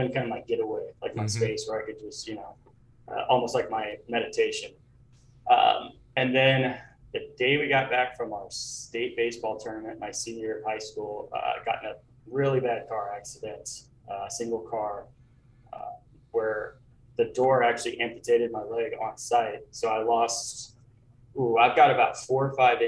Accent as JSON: {"language": "English", "region": "Southeast Kansas", "country": "United States", "tie": "born or raised there", "also_born_or_lived": "Atlanta", "moved": "yes", "said": "I grew up in Southeast Kansas, suburbs, but close to Canton, about 45 minutes south of Kansas City."}